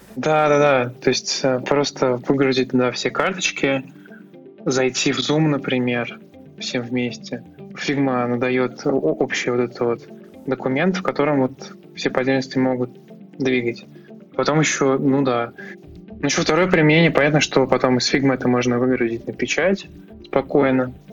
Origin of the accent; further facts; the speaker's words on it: Tver, Tver Oblast, Russia; Ну, это мой родной город. То есть, я здесь родился и вырос.